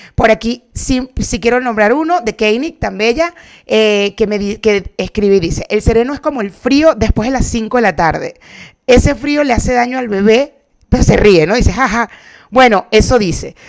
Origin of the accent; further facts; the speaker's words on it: Cumaná, Sucre, Venezuela; crecí en Cumaná